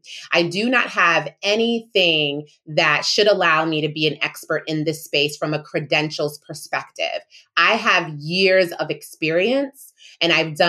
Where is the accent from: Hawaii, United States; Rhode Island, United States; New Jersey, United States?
Rhode Island, United States; also born or lived in New York; I was born in New York and I was raised in Rhode Island